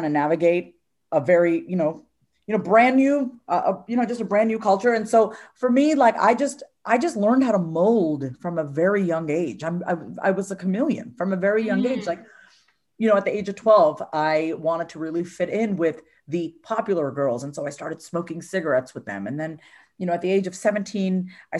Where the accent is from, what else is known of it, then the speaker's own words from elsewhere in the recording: New York, United States; I was born in New York. And, you know, we were raised in a very traditional Indian household